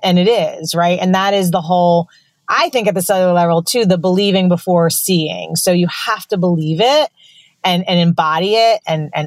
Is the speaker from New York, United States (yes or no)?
yes; New York, United States; I'm from New York